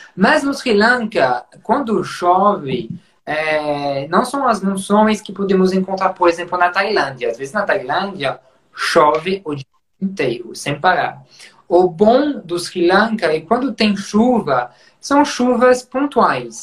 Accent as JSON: {"language": "Portuguese", "area": "Champagne", "region": "Grand Est", "country": "France", "tie": "born or raised there", "also_born_or_lived": "Burgundy", "accent": "French", "second_language": "Portuguese", "moved": "as an adult", "lives_now": "Brazil", "said": "como vocês vão perceber com o sotaque, né, sou francês, eu nasci na região de Champagne"}